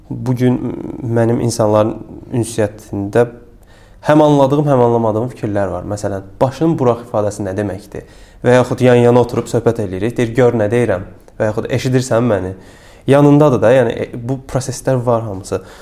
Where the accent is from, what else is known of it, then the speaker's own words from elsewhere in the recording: Karabakh, Azerbaijan; biz Qarabağlıyıq